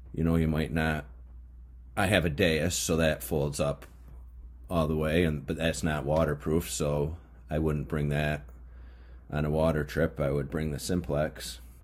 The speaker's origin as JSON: {"language": "English", "area": "Mohawk region", "region": "upstate New York", "country": "United States", "tie": "born or raised there", "said": "I grew up in the Mohawk uh, region"}